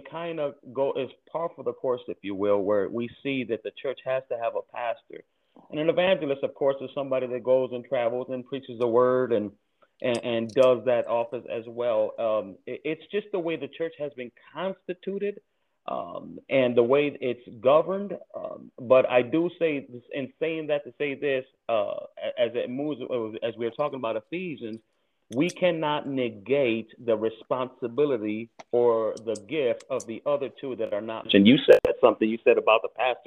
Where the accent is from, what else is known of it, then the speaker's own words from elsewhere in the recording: Cleveland, Ohio, United States; I grew up on Cleveland, born, Cleveland raised